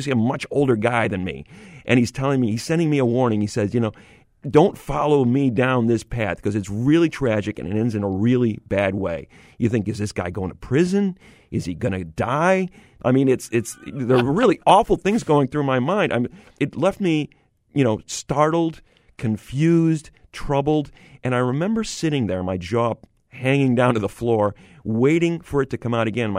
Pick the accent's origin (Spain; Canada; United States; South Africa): United States; Syracuse, New York; I grew up in Syracuse, New York